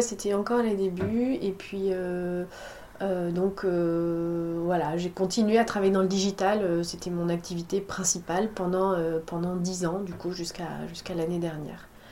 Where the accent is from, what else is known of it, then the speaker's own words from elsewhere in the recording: La Rochelle, Nouvelle-Aquitaine, France; moved away as an adult; now in Bordeaux, France; je suis euh, originaire de La Rochelle. J'ai grandi à La ah. Rochelle